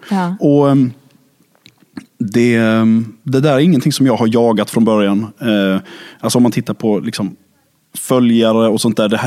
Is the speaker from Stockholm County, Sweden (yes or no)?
no; Lund, Skåne, Sweden; så är jag född och uppvuxen i Lund. Det är där min konstiga dialekt grundade sig, kan man väl säga. Det är där det liksom melodiösa kom.